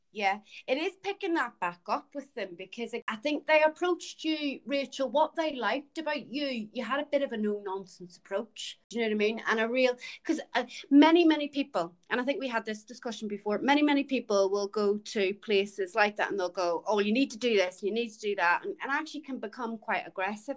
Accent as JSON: {"language": "English", "country": "Ireland", "moved": "yes", "said": "I'm from Ireland"}